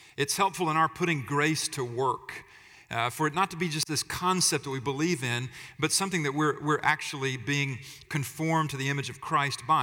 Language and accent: English; United States; we talk about freedom a lot as Americans